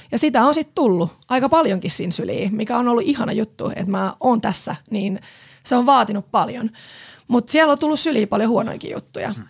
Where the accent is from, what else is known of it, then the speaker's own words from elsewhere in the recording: Pori, Satakunta, Finland; moved away as an adult; also born or lived in Helsinki capital region; now in Vantaa, Finland; mä oon porilainen, porilaistaustainen nainen, mutta oon asunut täällä pääkaupunkiseudulla nyt sit jo yli 10 vuotta